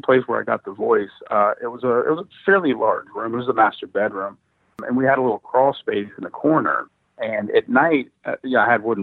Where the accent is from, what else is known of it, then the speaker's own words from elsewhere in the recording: Falls Church, Virginia, United States; My house growing up in Virginia, I had moved to Falls Church, Virginia at this point